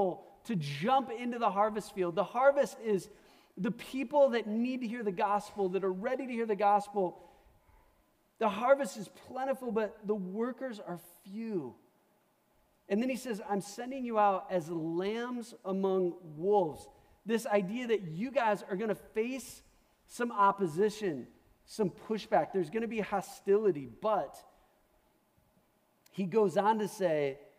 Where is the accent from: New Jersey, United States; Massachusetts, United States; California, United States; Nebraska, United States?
Nebraska, United States; Omaha; moved away; I'm from Omaha